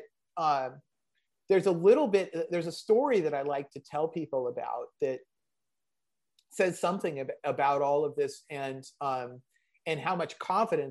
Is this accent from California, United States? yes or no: yes; San Diego, California, United States; I grew up in San Diego